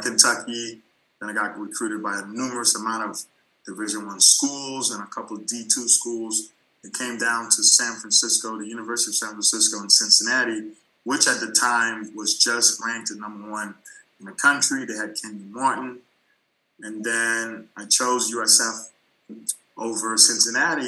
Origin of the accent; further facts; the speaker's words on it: U.S. Virgin Islands; moved away; I'm from St. Thomas, United States Virgin Islands